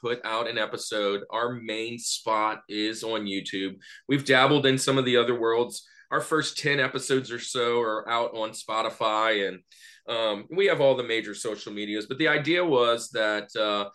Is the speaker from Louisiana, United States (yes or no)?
yes; Louisiana, United States; now in Atlanta, United States; I live in Atlanta now. I'm from the Louisiana area